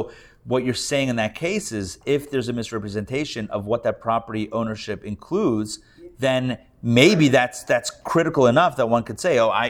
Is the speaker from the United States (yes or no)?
yes; Pittsburgh, Pennsylvania, United States; now in Atlanta, United States; growing up in Pittsburgh